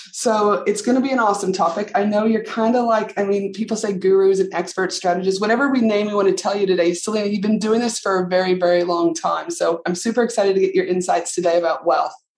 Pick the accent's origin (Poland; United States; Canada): Canada; moved away; tuning in all the way from my home country, Canada